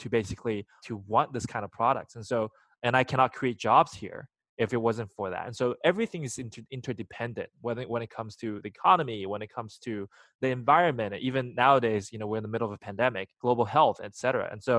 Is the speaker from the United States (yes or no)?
yes; Alabama, United States; English is a second language; also born or lived in China; now in Los Angeles, United States; I was born in China. I moved to the US when I was pretty young, when I was in middle school, and grew up in Alabama and moved out to LA.